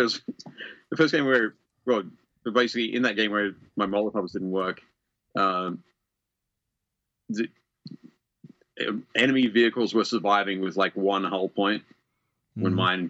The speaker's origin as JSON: {"language": "English", "country": "Australia", "said": "because I'm Australian and the Mad Max feel of it all"}